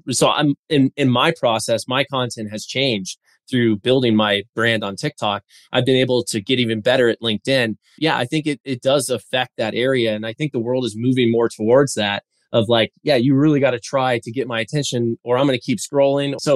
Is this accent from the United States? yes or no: yes; Colorado, United States; I'm from Colorado after all, right?